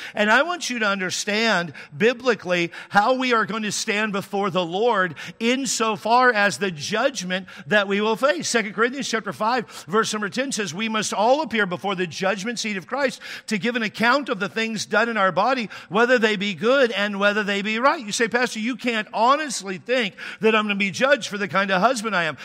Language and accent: English; Texas, United States; now in California, United States; I'm from there